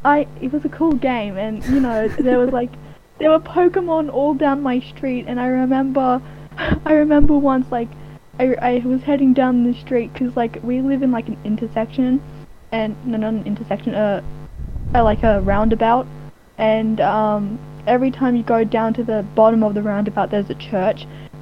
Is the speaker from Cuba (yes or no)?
no; Australia; I'm from Australia.